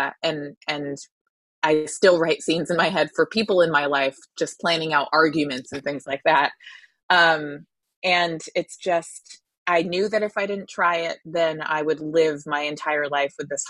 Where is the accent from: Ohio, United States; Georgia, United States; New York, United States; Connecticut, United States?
Connecticut, United States; I'm from Connecticut.